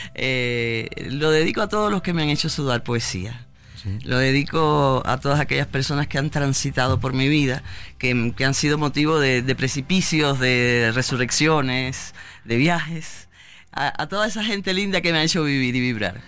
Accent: Havana, Cuba; Yo soy de La Habana y me regreso a La Habana

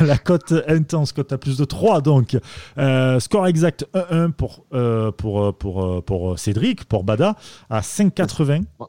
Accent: Marseille, Provence-Alpes-Côte d'Azur, France; je suis Marseillais

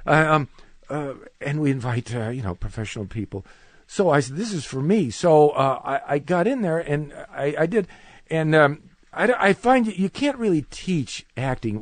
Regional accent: Cleveland, Ohio, United States; I'm from Cleveland, Ohio

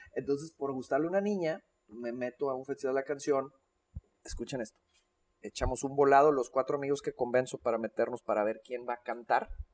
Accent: Monterrey, Nuevo León, Mexico; born or raised there; also born or lived in Mexico City

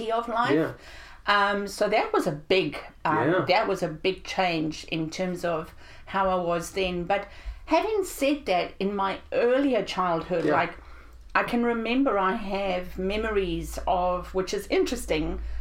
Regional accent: South Africa; I grew up in South Africa

